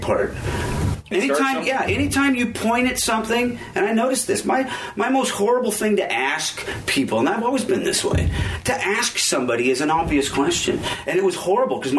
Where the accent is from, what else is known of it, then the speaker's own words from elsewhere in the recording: Aberdeen, Washington, United States; now in Olympia, United States; I'm from Aberdeen.